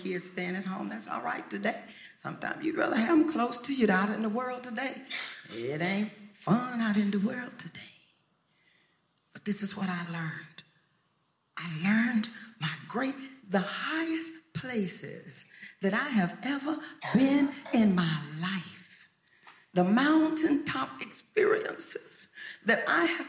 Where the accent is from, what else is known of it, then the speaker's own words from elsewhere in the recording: Lubbock, Texas, United States; moved away as an adult; also born or lived in Harlem, New York City; I lived in Lubbock